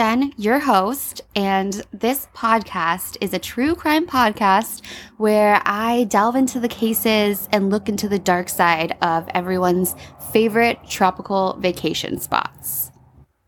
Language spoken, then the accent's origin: English; Kauai, Hawaii, United States; now in Kailua, United States; I grew up on an island called Kauai, and that's about a 20-minute plane ride from where I'm at right now, which is Kailua, Hawaii.